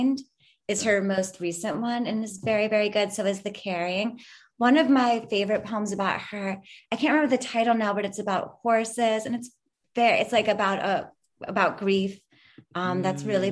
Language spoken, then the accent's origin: English; Philadelphia, Pennsylvania, United States; moved away; also born or lived in Pittsburgh; Philadelphia, which is, you know, my hometown